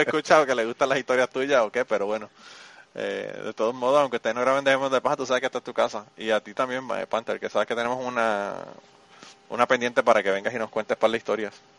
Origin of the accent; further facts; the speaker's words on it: Puerto Rico; now in United States; yo vengo de Puerto Rico